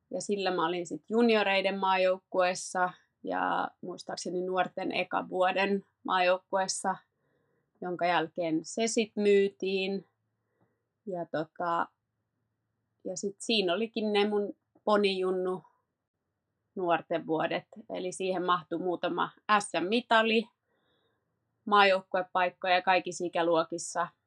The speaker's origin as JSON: {"language": "Finnish", "town": "Paris", "region": "Île-de-France", "country": "France", "tie": "born there", "said": "No, mä oon syntynyt Pariisissa ja mulla on jotenkin aina ollut, kävin ala- ja yläasteen ranskalaisen koulun, niin Ranska on ollut silleen semmoinen niin kuin maa lähellä sydäntä."}